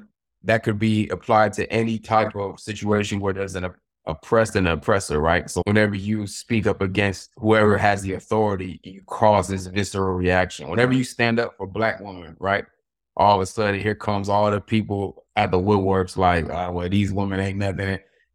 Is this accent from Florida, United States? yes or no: yes; Florida, United States; So, you know, I grew up in Florida. So, you know, black folk, we have like a certain culture in Florida.